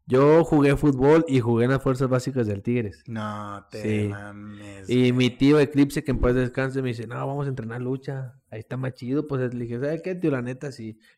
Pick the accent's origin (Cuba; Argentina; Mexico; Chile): Mexico; Monterrey, Nuevo León; es que soy de Monterrey.